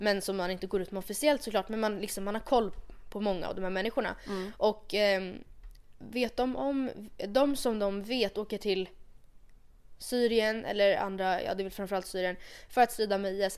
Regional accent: Sweden; jag är stolt svensk

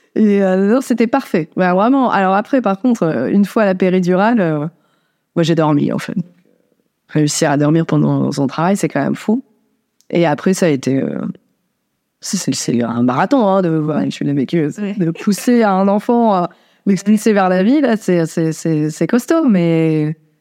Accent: Dunkirk, Hauts-de-France, France; je suis née à Dunkerque

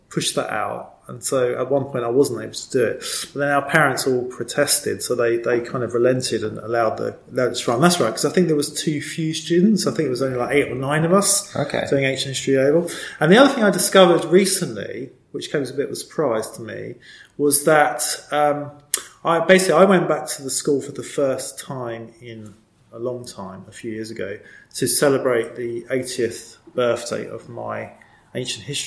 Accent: London, United Kingdom; also born or lived in New Eltham / Kent; now in East London, United Kingdom; I'm actually born in Eltham

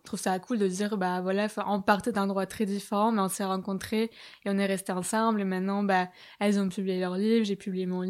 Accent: Bayonne, Nouvelle-Aquitaine, France; moved away as an adult; also born or lived in Paris; j'étais au lycée à Bayonne

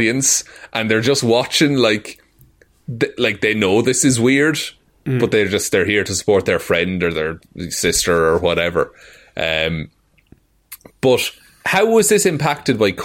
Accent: Ireland; I am Irish

